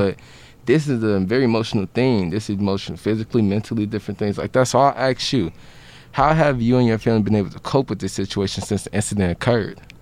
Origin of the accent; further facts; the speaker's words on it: Chicago, Illinois, United States; I, I come from Chicago